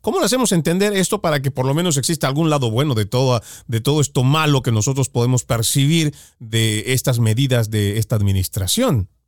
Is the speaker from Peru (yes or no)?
no; Bolivia; now in United States; yo soy de Bolivia, muy orgulloso de haber nacido allá